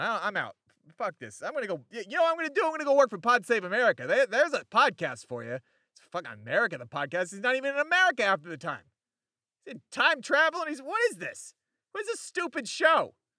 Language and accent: English; Chicago, Illinois, United States; Chicago, Illinois